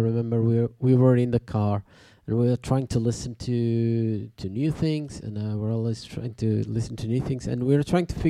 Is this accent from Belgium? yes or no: yes; Tournai, Wallonia, Belgium; I'm from Tournai.